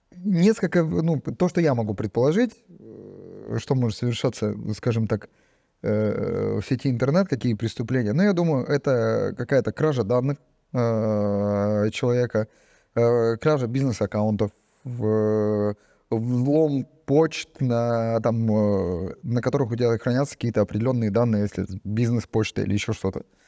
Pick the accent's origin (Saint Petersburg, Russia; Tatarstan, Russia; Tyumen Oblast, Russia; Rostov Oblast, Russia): Tyumen Oblast, Russia; Tyumen; я из Тюмени